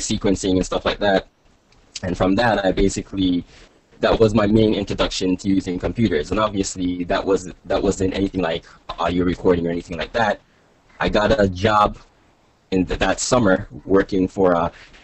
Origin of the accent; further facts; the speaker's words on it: Toronto, Ontario, Canada; also born or lived in Jamaica; I was born in Jamaica, and I moved to Toronto, Canada when I was about 3, and that's where I am now